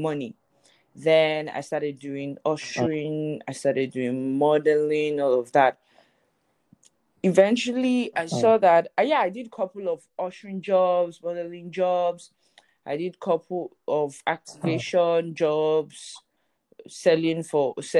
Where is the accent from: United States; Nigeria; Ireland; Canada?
Nigeria; Lagos; I was born and raised in Lagos, Nigeria.